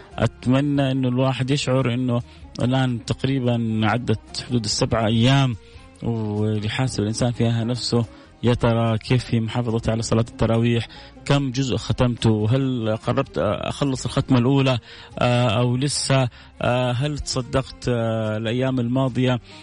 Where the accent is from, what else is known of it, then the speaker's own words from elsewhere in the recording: Saudi Arabia; بلدنا الغالية حتى إحنا ربما كسعوديين